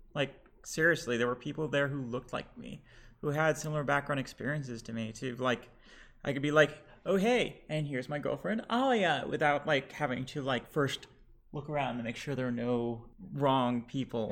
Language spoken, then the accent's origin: English; Lebanon; now in Houston, United States; Lebanese, and we are back in Houston